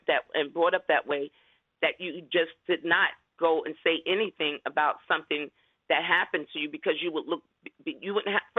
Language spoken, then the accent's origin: English; New York City, New York, United States; I'm from the Bronx, you know, come from a mother of a single parent